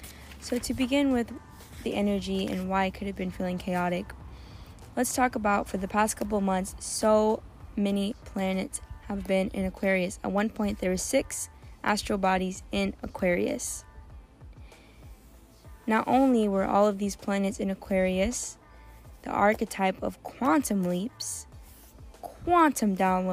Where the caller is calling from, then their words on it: Turkey; I'm sitting at a park, and I'm also coming from Turkey, so it is very loud and full of nature.